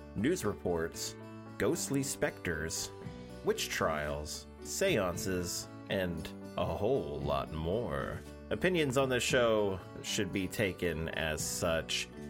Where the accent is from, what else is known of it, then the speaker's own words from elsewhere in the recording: Oklahoma, United States; I'm an Oklahoman